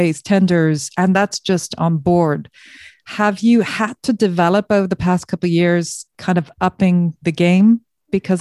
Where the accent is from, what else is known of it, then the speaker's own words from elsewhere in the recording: Ireland; being Irish